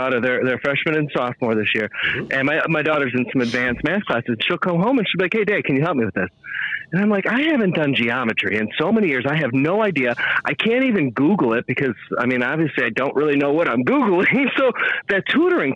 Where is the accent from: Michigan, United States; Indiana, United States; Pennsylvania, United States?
Indiana, United States; Highland; the library was right down the road from my house when I grew up in Highland